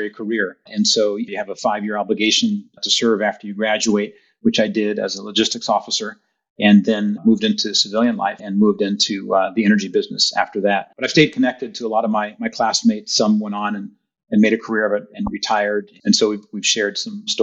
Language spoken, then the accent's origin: English; Rowland Heights, California, United States; also born or lived in Berkeley, California / Los Angeles, California; I grew up actually in Southern California. Before that, I actually lived in Los Angeles. Born in Berkeley, lived in Los Angeles for about 5 years and then moved to Roland Heights, California.